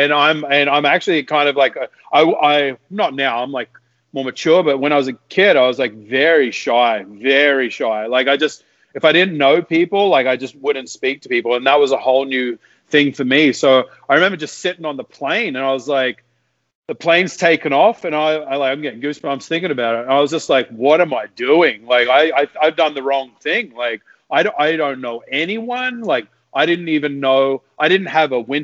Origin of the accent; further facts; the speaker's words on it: Australia; moved away as an adult; also born or lived in Whistler, Canada; now in Toronto, Canada; I'm from Australia, but I live in Whistler